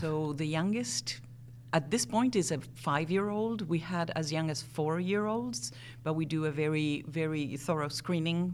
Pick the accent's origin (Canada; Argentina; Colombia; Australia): Argentina; Buenos Aires; accent: strange mixture of accents; first language Spanish; English is a second language; moved away as an adult; also born or lived in Wisconsin; now in United States; I grew up in Buenos Aires, Argentina. Uh, so Spanish is actually my first language